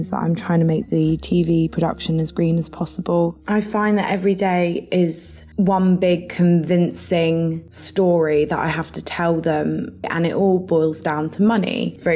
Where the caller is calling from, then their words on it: Guildford, South East England, United Kingdom; I'm speaking from Guildford, which is in the UK, and I'm 25 years old.